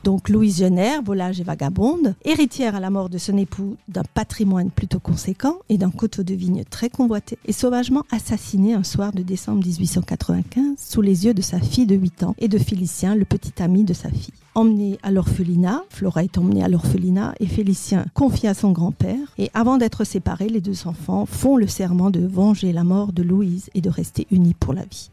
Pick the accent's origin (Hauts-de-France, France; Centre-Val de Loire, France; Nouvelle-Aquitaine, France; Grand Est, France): Grand Est, France; Alsace; moved away as an adult; also born or lived in Paris / Molsheim; Alors, je suis née en Alsace. Je n'ai pas toujours vécu dans la région puisque j'étais partie quelques années euh, du côté de Paris. Et je suis revenue